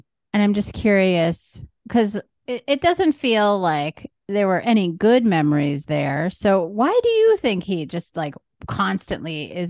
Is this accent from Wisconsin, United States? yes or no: yes; Wisconsin, United States; I grew up here in Wisconsin